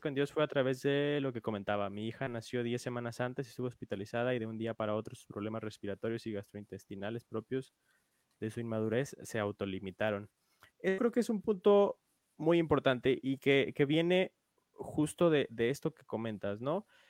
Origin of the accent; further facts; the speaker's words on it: Mexico; como mexicanos